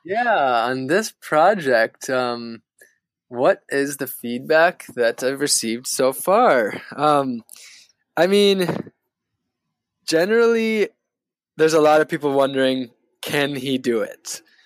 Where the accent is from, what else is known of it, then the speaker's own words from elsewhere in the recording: northern Wisconsin, United States; moved away; where I grew up in northern Wisconsin